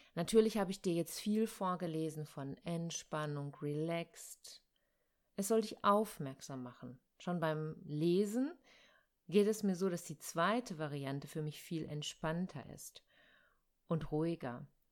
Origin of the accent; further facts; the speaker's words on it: Ruhr area, North Rhine-Westphalia, Germany; Bei uns im Ruhrgebiet